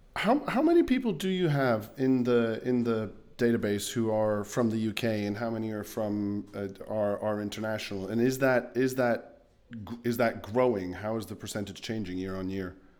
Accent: Luxembourg; as a kid growing up in Luxembourg

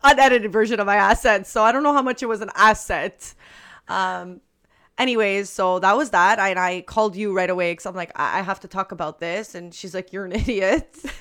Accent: Montreal, Quebec, Canada; We're from Montreal

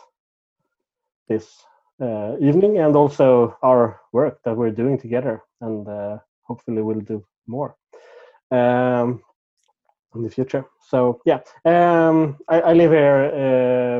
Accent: Stockholm, Stockholm County, Sweden; moved away as an adult; now in Skövde, Sweden; I'm originally from Stockholm, the capital of Sweden, but I moved to Skövde a little over 10 years ago

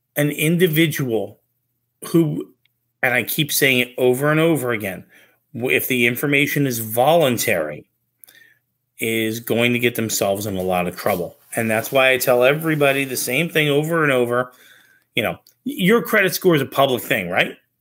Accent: New Jersey, United States; I'm also from New Jersey

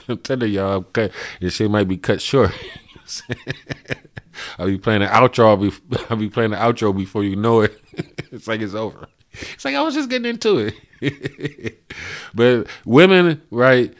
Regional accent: United States; we grew up in America

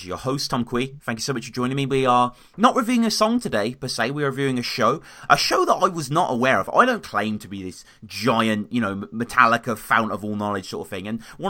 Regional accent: United Kingdom; I'm a Brit.

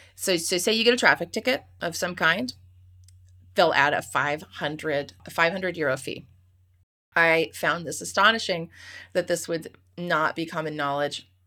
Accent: United States; I'm an American

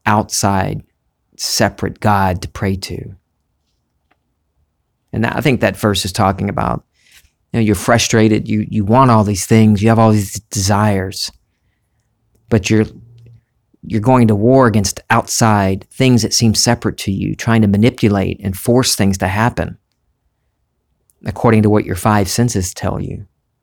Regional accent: the South, United States; accent: Southern; I started in high school for some reason trying to get rid of my Southern accent.

